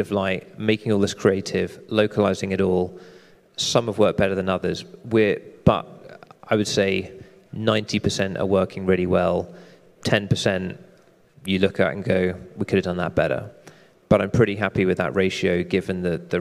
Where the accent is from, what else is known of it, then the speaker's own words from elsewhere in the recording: United Kingdom; I'm British